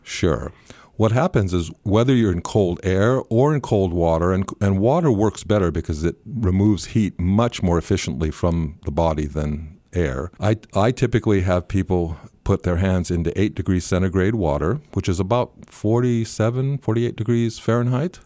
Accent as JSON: {"language": "English", "region": "rural Northern California", "country": "United States", "tie": "born or raised there", "also_born_or_lived": "New Zealand", "moved": "as an adult", "lives_now": "Auckland, New Zealand", "said": "I grew up in rural Northern California"}